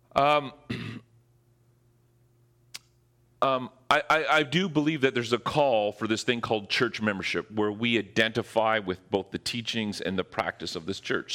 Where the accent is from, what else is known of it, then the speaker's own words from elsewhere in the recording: Ontario, Canada; now in Squamish, Canada; I'm from Ontario